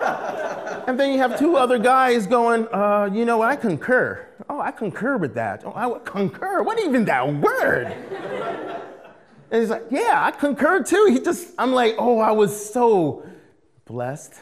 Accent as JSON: {"language": "English", "country": "United States", "also_born_or_lived": "British Columbia, Canada", "moved": "as an adult", "said": "being an American"}